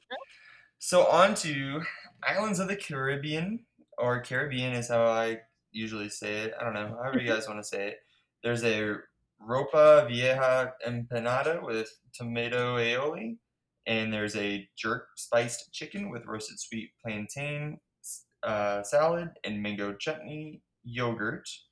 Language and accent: English; United States; I'm so American